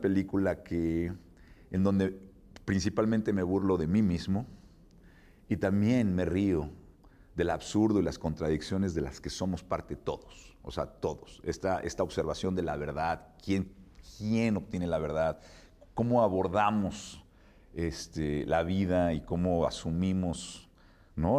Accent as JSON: {"language": "Spanish", "region": "Mexico City", "country": "Mexico", "said": "yo soy chilango, conozco perfectamente los mecanismos chilanguescos"}